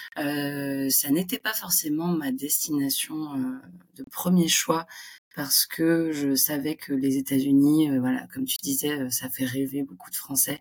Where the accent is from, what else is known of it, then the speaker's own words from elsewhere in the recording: Montpellier, Occitania, France; accent: French; moved away as an adult; also born or lived in Île-de-France; now in New York, United States; je suis originaire de Montpellier, j'ai fait mes études en région parisienne et je suis arrivée